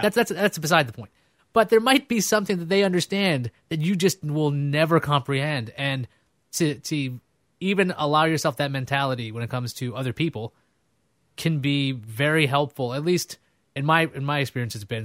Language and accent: English; New York City, New York, United States; also born or lived in Brooklyn; I grew up in Queens. I'm from, I was born in Brooklyn